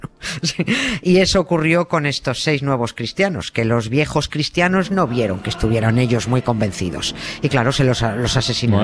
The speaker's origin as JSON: {"language": "Spanish", "country": "Spain", "said": "como española"}